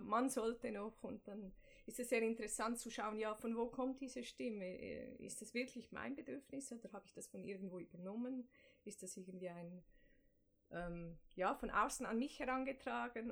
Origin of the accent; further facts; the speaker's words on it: Zurich, Switzerland; Ich komme aus Zürich-Affoltern, dem Norden von Zürich. Bin da aufgewachsen